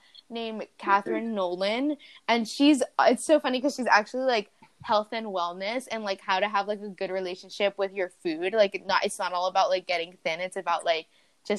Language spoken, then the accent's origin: English; Colombia; now in United States; I'm not American, guys. I'm Colombian. I just live here